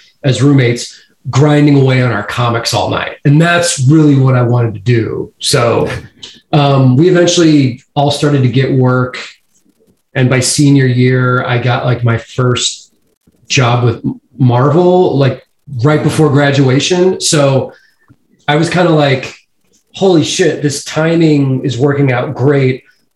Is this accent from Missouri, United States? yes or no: yes; St. Louis, Missouri, United States; also born or lived in Kansas City; I grew up in St. Louis, and then I moved up to Kansas City when I was 18